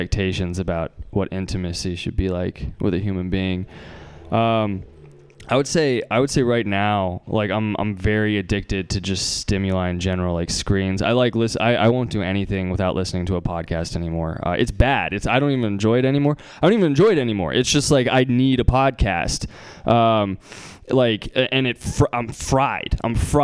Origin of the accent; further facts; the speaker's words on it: Bay Area, California, United States; I'm from the Bay Area